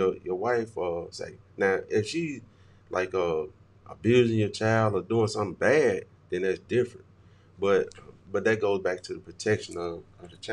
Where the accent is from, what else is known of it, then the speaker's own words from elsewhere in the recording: Belzoni, Mississippi, United States; back in my hometown